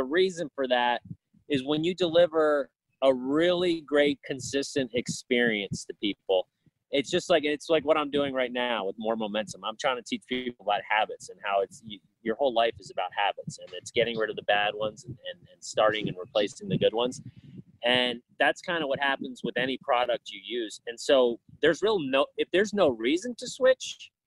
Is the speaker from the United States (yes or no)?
yes; Florida, United States; moved away as an adult; also born or lived in Orlando, Florida; now in Chicago, United States; I'm from Florida